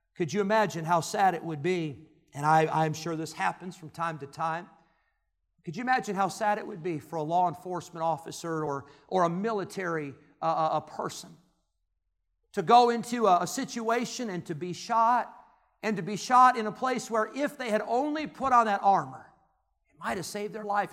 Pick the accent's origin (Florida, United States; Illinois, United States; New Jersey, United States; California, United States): Illinois, United States; moved away; where I grew up in Illinois, it was the Cubs and the Cardinals.